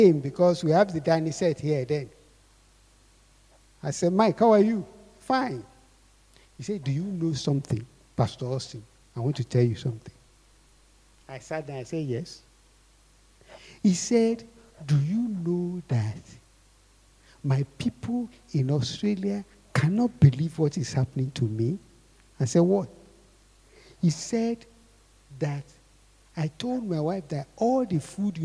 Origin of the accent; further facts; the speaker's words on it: Akure, Ondo, Nigeria; I grew up in Akure